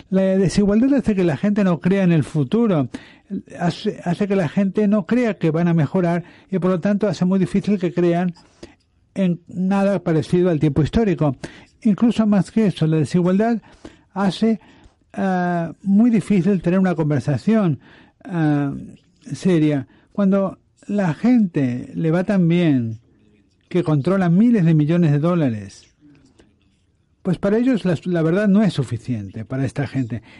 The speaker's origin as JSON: {"language": "Spanish", "country": "United States", "accent": "American", "second_language": "Spanish", "said": "yo soy estadounidense y tengo un fuerte acento estadounidense."}